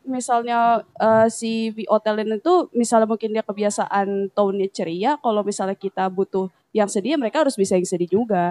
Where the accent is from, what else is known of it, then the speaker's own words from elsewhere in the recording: Jakarta, Indonesia; moved away; also born or lived in Surabaya; gue orang Jakarta